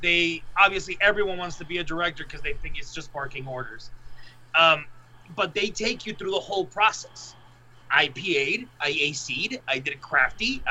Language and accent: English; Mexico; English is a second language; also born or lived in Laredo, Texas, United States; I lived in Mexico the majority of my life, so I just say I'm Mexican because it's like where I was brought up.